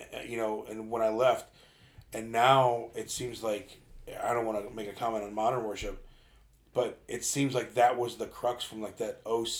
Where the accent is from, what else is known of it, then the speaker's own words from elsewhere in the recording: Georgia, United States; no, I'm just from Georgia, but, like, our church worship's like this, and we get going.